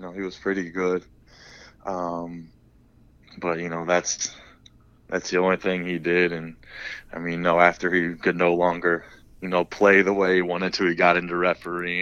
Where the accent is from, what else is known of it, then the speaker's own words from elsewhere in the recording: Huntington, Indiana, United States; the whole time was in Huntington